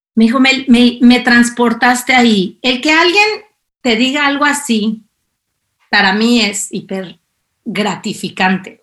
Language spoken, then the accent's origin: Spanish; Mexico City, Mexico; moved away as an adult; also born or lived in Algiers, Algeria; now in Spain; yo soy la mexicana chilanga aquí